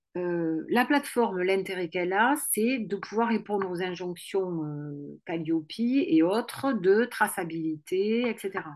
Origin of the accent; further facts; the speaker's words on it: Toulouse, Occitania, France; accent: toulousain; j'ai l'accent toulousain